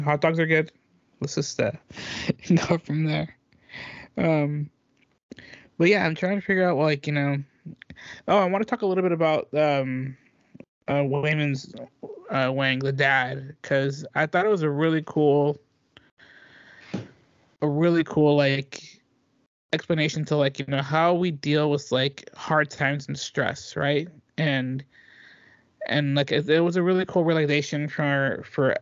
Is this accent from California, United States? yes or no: yes; Dublin, California, United States; moved away; I had to go to Dublin. I had to go to our hometown